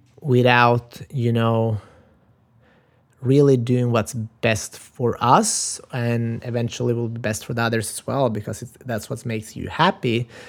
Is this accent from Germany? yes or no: no; North Macedonia; English is a second language; And champion od život, I'm from original from Macedonia, and that means a winner in life.